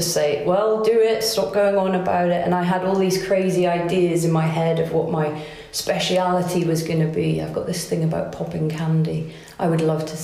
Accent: Pembrokeshire, southwest Wales, United Kingdom; moved away as an adult; also born or lived in Edinburgh; now in Carrbridge, United Kingdom; I grew up in Pembrokeshire in southwest Wales

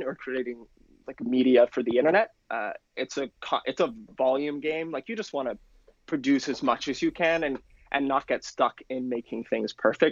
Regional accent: Penarth, Wales, United Kingdom; now in New York, United States; I'm originally from Wales

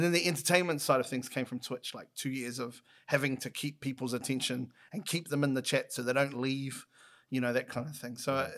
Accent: Clendon, Auckland, New Zealand; So like I live in Clendon. I still live in Clendon.

